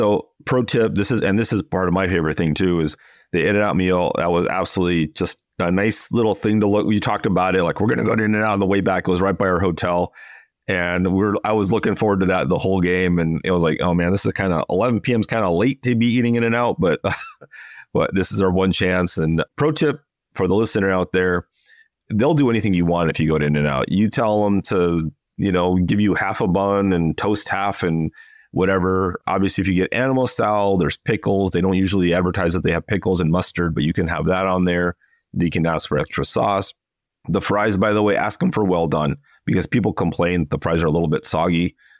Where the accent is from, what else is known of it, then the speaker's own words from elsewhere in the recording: California, United States; I grew up about 10 minutes from the original In-N-Out store in Baldwin Park.